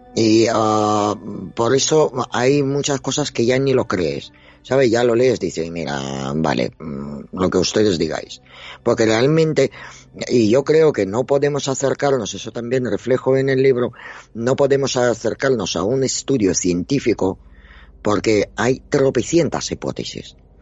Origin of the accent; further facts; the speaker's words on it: Dnipro, Dnipropetrovsk Oblast, Ukraine; now in Spain; soy ucraniana. O sea, yo he nacido en la Unión Soviética